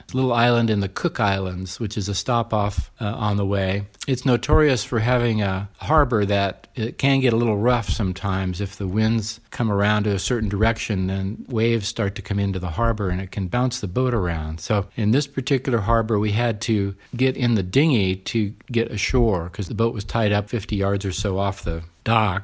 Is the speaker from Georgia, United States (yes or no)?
no; San Diego, California, United States; also born or lived in Orange County; I grew up in San Diego, so I went to U C San Diego undergrad